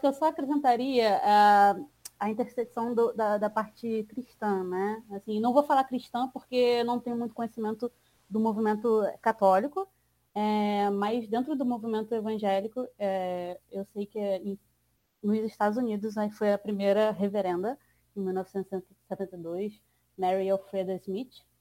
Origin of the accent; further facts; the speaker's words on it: Baixada Fluminense, Rio de Janeiro, Brazil; sou cria da Baixada Fluminense